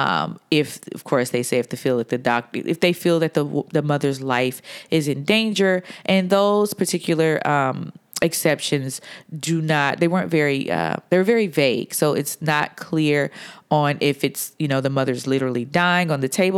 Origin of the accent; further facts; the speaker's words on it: Atlanta, Georgia, United States; moved away; I am recording today from Atlanta, Georgia, my hometown